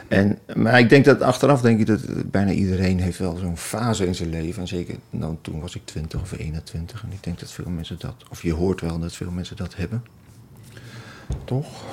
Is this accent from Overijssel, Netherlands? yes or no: yes; Twente, Overijssel, Netherlands; ik, ik kom uit Twente